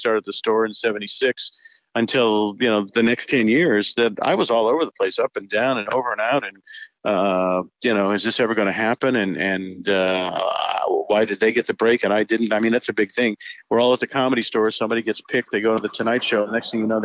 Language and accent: English; Indianapolis, Indiana, United States; moved away as an adult; also born or lived in Boston, Massachusetts / Los Angeles; I was brought up in the Midwest, a very conservative family